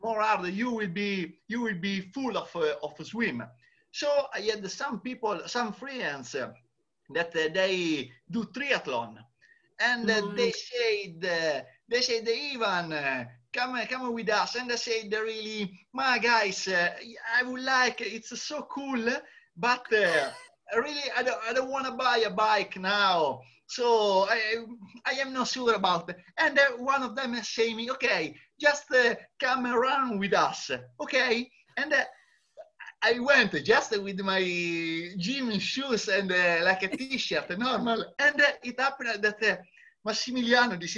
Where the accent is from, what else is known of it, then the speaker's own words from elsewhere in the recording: Italy; I am Italian